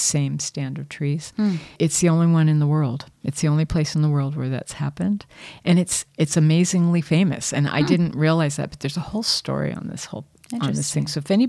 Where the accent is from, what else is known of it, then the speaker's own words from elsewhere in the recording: San Diego, California, United States; also born or lived in all over; I'm from San Diego. Well, I'm from all over, but I lived most of my, you know, teen years and young adult years in San Diego, and my family settled there.